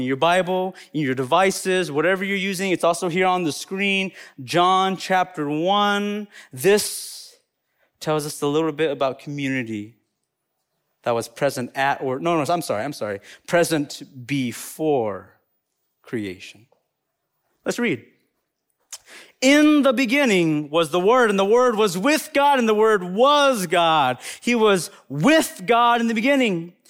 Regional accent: Appalachian Mountains of North Carolina, United States; accent: Southern; now in Madison, United States; I'm specifically from the Appalachian Mountains of North Carolina. So that's where I'm from

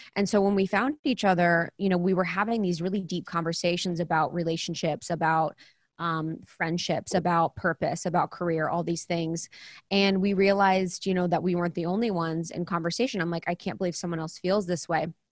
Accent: Ohio, United States; moved away; I am someone that is a spiritual seeker. I grew up in Ohio, really small town

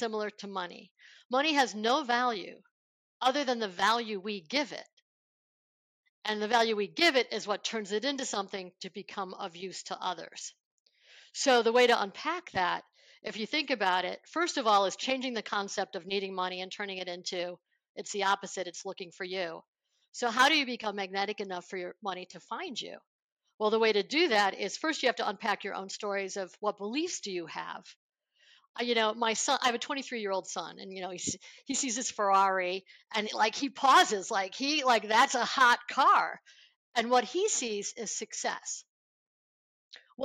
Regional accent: Buffalo, New York, United States; I grew up in Buffalo, New York

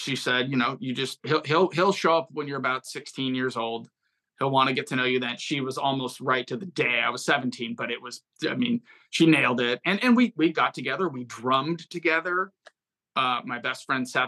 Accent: Fremont, California, United States; I grew up in the San Francisco Bay Area, the East Bay, Fremont, California

